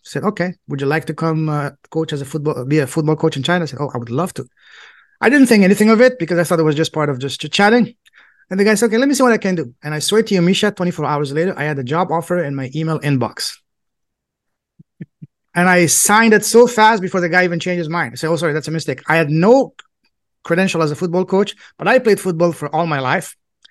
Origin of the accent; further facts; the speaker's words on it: France; English is a second language; moved away as an adult; I grew up in France, Europe, and most boys in Europe, their dream is to become a professional football player, soccer player.